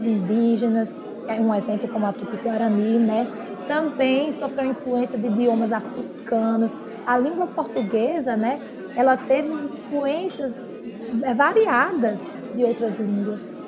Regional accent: Brazil; nós brasileiros falamos o português

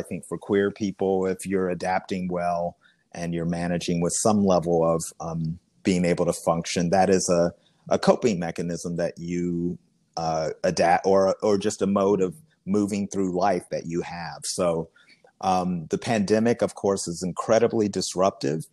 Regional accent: Kentucky, United States; moved away as an adult; also born or lived in Washington, District of Columbia, United States / Cleveland, Ohio; here back in my home state at Actors Theatre of Louisville.

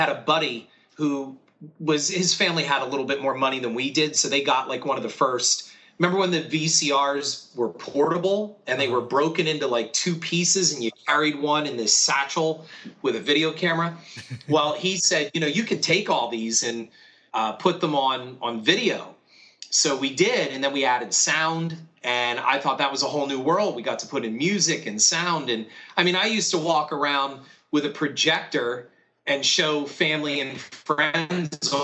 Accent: Stroudsburg, Pennsylvania, United States; also born or lived in Easton, Pennsylvania; I was raised in Stroudsburg, Pennsylvania, which is right at the gateway of the Poconos

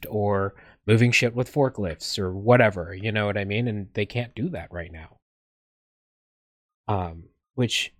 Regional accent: Las Vegas, Nevada, United States; I grew up in Vegas

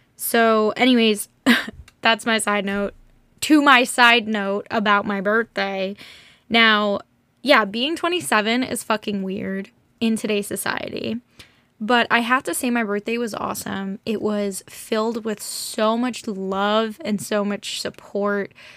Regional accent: United States; growing up in America is just great in certain ways, not great in others

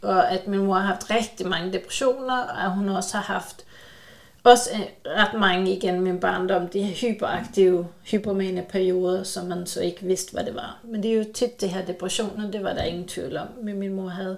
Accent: Sweden; jeg er både svensker

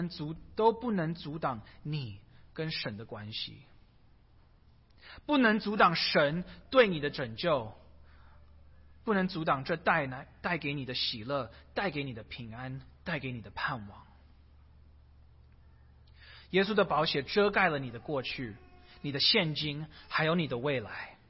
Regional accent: China; 逾越节是犹太人一年一次庆祝的，有一点像我们中国人庆祝过年的一样。

